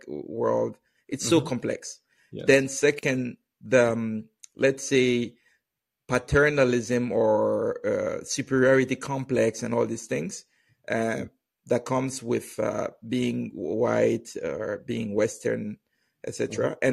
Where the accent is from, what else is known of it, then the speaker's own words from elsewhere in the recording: Benin; I was growing up in Benin